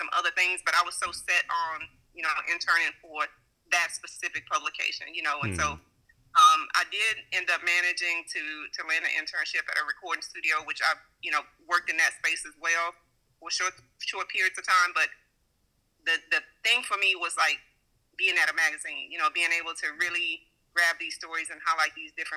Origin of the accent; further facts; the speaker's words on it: Bryan, Texas, United States; now in Houston, United States; I'm currently in Houston. I am from Texas. I'm specifically from Bryan, Texas.